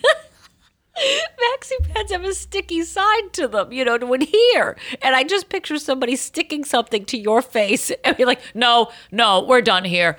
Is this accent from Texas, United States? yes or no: no; Boston, Massachusetts, United States; I'm Boston Irish.